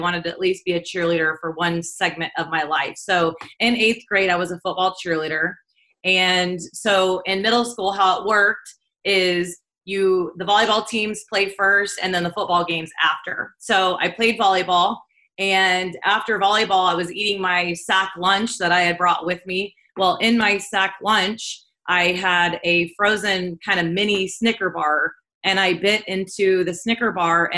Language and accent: English; Southeast Kansas, United States; I grew up in a really small town on a pig farm in Southeast Kansas